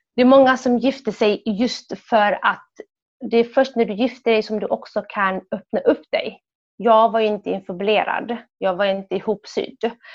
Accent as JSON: {"language": "Swedish", "country": "Sweden", "tie": "born or raised there", "also_born_or_lived": "Somalia", "said": "som barn i Sverige"}